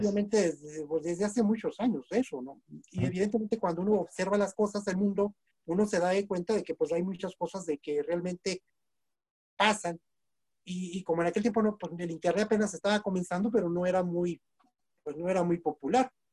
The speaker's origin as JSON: {"language": "Spanish", "town": "Nuevo Casas Grandes", "region": "Chihuahua", "country": "Mexico", "tie": "born or raised there", "said": "soy originario del Nuevo Casas Grandes, Chihuahua"}